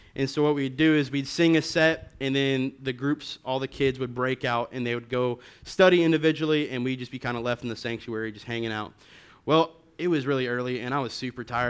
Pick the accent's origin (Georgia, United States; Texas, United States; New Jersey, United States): Texas, United States; Lubbock; I'm from Lubbock